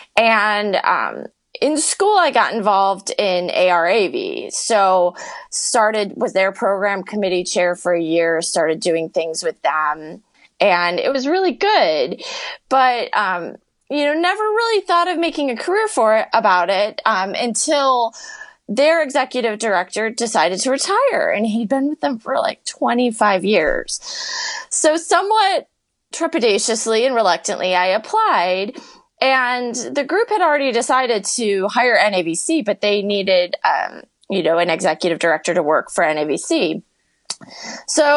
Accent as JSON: {"language": "English", "town": "Chicago", "region": "Illinois", "country": "United States", "tie": "born or raised there", "also_born_or_lived": "Las Vegas / Arizona", "said": "I've been born and raised in Chicago, and I still work outside of Chicago"}